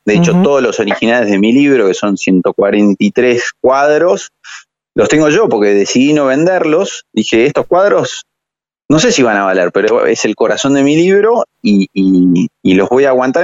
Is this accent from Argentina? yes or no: yes; Argentina; soy un argentino